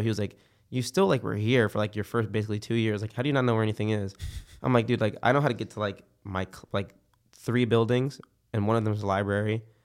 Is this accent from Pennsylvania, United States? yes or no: yes; Philadelphia, Pennsylvania, United States; now in Florida, United States; I've been here for, like, ten years now, 'cause I'm from Philadelphia